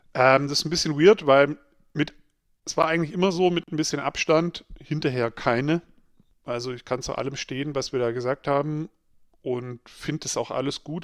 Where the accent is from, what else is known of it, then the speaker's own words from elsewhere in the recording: Swabia, Baden-Württemberg, Germany; ich bin ja äh, im Schwabeländle aufgewachsen